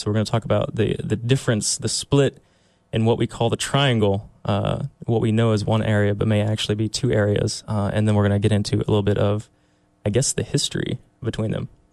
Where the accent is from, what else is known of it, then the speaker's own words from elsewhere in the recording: Durham, North Carolina, United States; also born or lived in Charlotte / Raleigh; now in Chapel Hill, United States; I grew up in Durham. I lived in Durham for 15 years